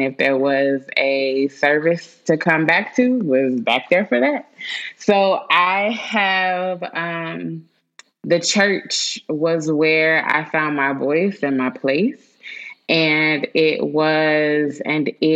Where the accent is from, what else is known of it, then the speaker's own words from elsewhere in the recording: Winston-Salem, North Carolina, United States; I was born and raised in Winston-Salem, North Carolina